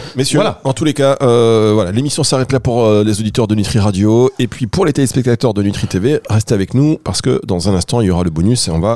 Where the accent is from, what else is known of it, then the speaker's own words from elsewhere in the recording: Dunkirk, Hauts-de-France, France; j'ai grandi euh, à Dunkerque